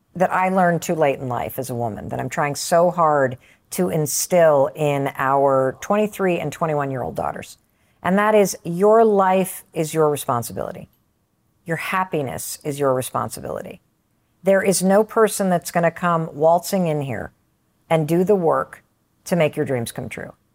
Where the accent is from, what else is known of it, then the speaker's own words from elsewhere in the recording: Western Michigan, United States; I grew up in Western Michigan.